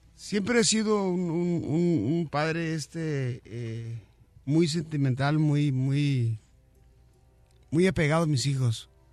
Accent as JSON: {"language": "Spanish", "country": "Mexico", "said": "como mexicano"}